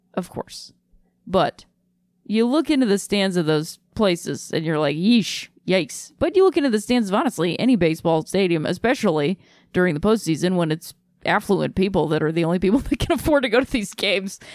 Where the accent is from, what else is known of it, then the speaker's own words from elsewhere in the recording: Akron, Ohio, United States; moved away; I had a great time in my hometown.